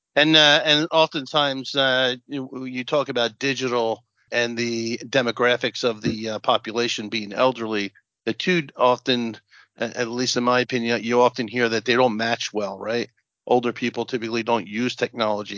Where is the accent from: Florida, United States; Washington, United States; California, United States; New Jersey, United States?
New Jersey, United States; we're both from Jersey, so I was on the board of education for a long time. I was the county Monmouth County legislative representative